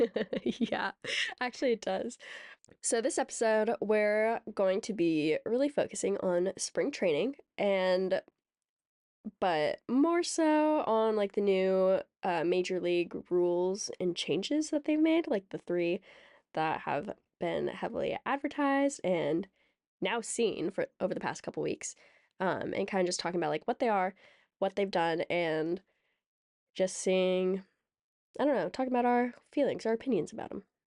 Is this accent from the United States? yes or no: yes; Seattle, Washington, United States; we're from the Greater Seattle Area